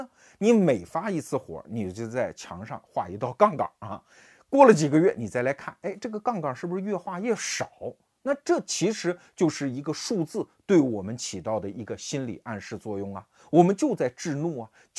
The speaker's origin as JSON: {"language": "Chinese", "country": "China", "said": "我们中国人"}